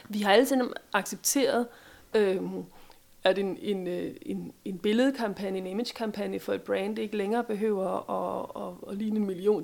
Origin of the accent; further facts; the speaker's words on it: Denmark; vi er som danskere